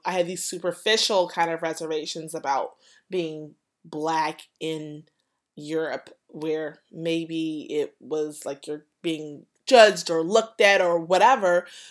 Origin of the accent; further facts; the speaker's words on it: United States; I'm an American tourist.